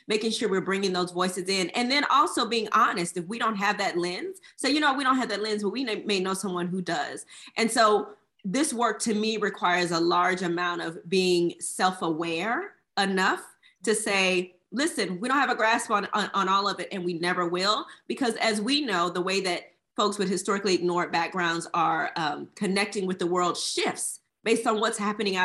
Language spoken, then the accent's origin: English; Houston, Texas, United States; I'm originally from Houston, Texas